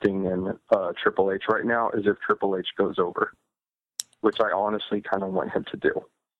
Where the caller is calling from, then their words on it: Ohio, United States; Hey, gentlemen … from Ohio.